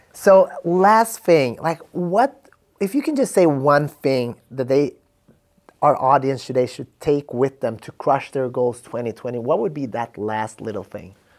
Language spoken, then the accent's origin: English; Sweden; I'm from Sweden